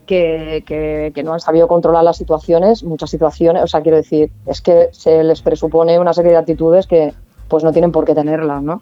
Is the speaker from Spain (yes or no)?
yes; Barcelona, Catalonia, Spain; now in Palma, Spain; yo soy, soy barcelonesa